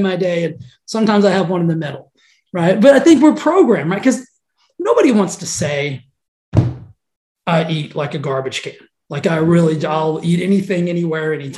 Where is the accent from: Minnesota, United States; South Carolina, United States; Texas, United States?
Texas, United States; I'm from Texas